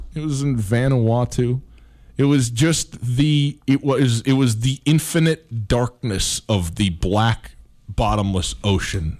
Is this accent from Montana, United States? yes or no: yes; Montana, United States; I'm from Montana